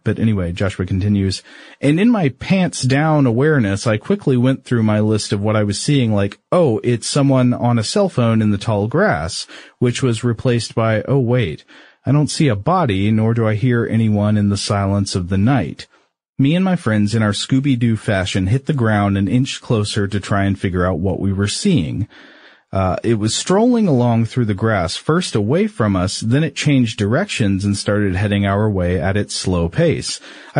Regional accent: Scotland, United Kingdom; Now, I'm from Scotland, and we don't have illuminated sea creatures very much.

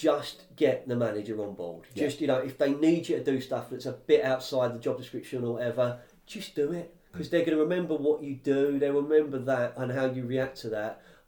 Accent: London, United Kingdom; So I'm from West London, I'm in my early 20s

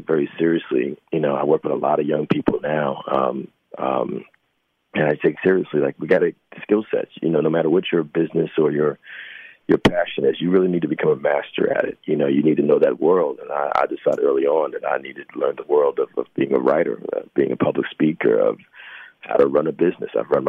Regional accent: New Jersey, United States; born there; also born or lived in New York; Well, Jersey, and I've lived in New York for almost 30 years, so mm-hmm. New York and New Jersey, mm-hmm.

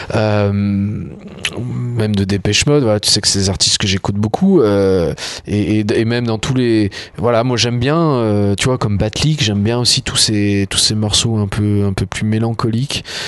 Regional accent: Coteaux du Lyonnais, south-west of Lyon, Auvergne-Rhône-Alpes, France; là où je vis, là où j'ai grandi.

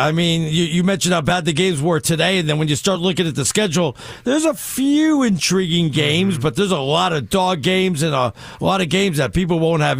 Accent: Los Angeles, California, United States; also born or lived in Bronx, New York; I went to high school, junior high in L.A., you know?

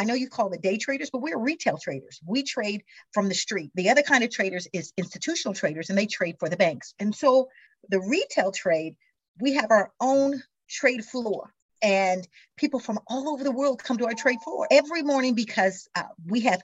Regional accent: Missouri, United States; I am from Missouri originally, grew up in Missouri, the show me state

